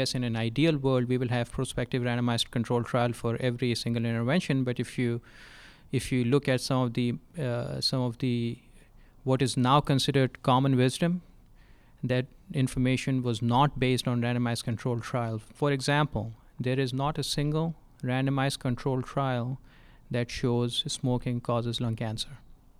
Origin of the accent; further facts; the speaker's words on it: Texas, United States; I'm from Texas, and Texas has a statewide trauma system and their own designation system.